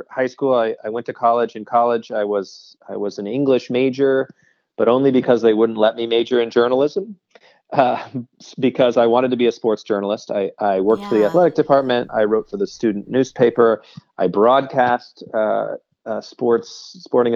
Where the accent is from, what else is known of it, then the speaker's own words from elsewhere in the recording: Seattle, Washington, United States; I grew up in Seattle